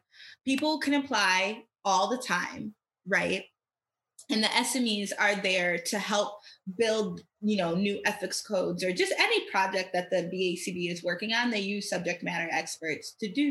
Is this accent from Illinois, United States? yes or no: no; Michigan, United States; I'm from Michigan and we have Western Michigan University here